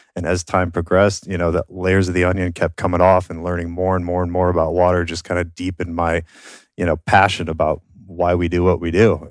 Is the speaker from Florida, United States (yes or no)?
no; Minnesota, United States; moved away; I grew up in Minnesota. I, I grew up on a farm